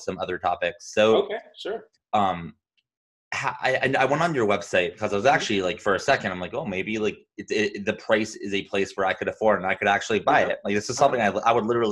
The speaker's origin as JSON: {"language": "English", "region": "Arizona", "country": "United States", "said": "I'm from Arizona."}